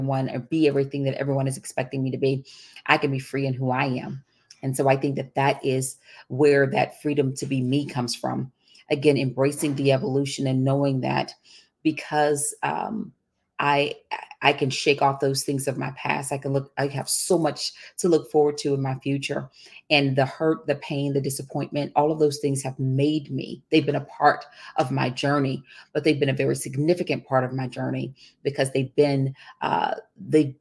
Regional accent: Texas, United States; I grew up in the Deep South. And when I say the Deep South, I'm talking about I grew up in Texas

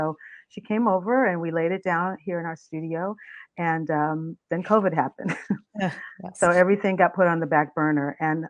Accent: Riverside, California, United States; also born or lived in New Orleans, Louisiana; I grew up in New Orleans and in Riverside, California. I went to school there and then graduated from high school

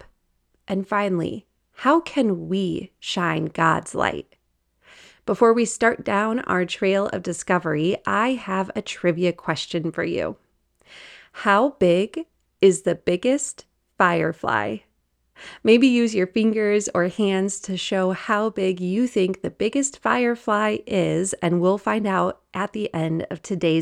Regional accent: Wisconsin, United States; now in Colorado, United States; I grew up in Wisconsin

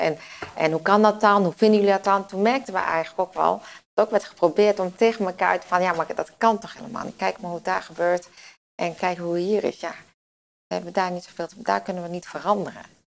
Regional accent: Winterswijk, Gelderland, Netherlands; ik kom uit Winterswijk. Dus uit het oosten.

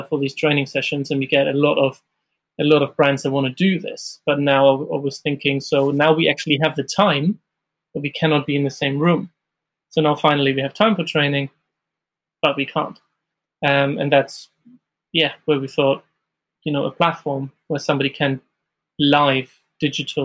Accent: Hamburg, Germany; moved away as an adult; now in London, United Kingdom; I'm originally from Germany, from Hamburg, and I've started there my career

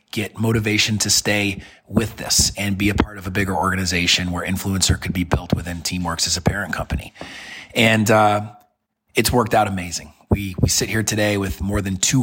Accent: Syracuse, New York, United States; now in Birmingham, United States; Syracuse, my hometown where I was born and raised

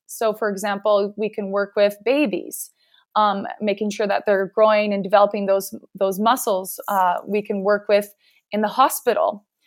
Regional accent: Regina, Saskatchewan, Canada; I am from Canada and I'm in Regina, Saskatchewan.

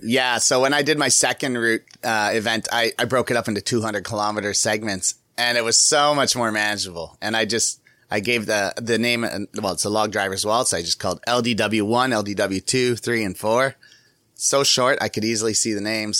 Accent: Canada; I'm from Canada

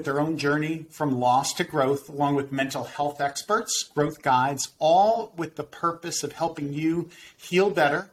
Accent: Winter Park, Florida, United States; a private practice in my hometown of Winter Park, Florida.

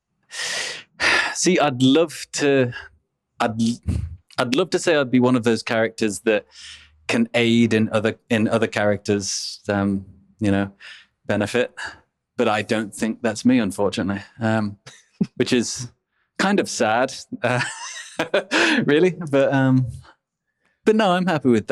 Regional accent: Middle England, United Kingdom; I'm from Middle England

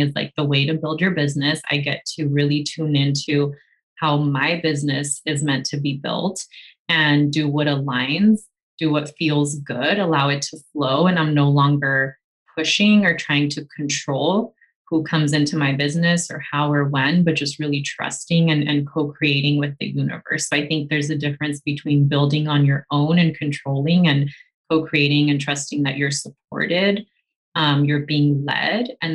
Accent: California, United States; I consider myself Mexican, even though I was born in the US.

